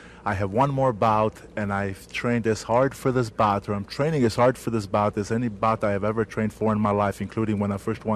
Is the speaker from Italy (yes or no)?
yes; Abruzzo, Italy; now in United States; I came from Abruzzi, Italy, small town in the mountains